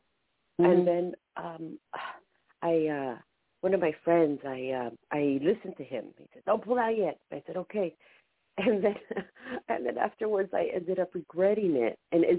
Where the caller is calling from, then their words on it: San Diego, California, United States; from San Diego.